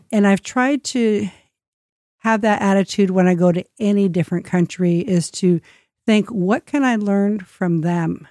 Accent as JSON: {"language": "English", "country": "United States", "said": "I'm the American guest"}